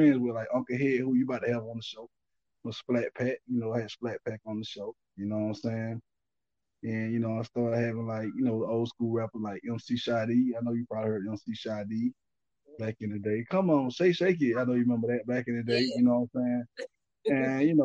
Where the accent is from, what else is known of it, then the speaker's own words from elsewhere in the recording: Albany, Georgia, United States; moved away as an adult; now in Atlanta, United States; I'm from Albany. I was born in Albany, Georgia.